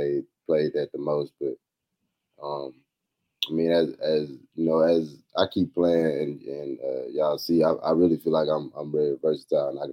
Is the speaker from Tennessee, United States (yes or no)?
yes; Tennessee, United States; also born or lived in Georgia; I'm playing for my home state